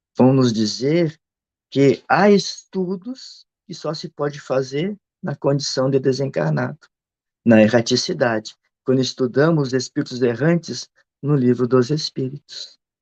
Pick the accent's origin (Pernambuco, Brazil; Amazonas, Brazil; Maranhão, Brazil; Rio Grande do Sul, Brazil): Rio Grande do Sul, Brazil; eu sou do Rio Grande do Sul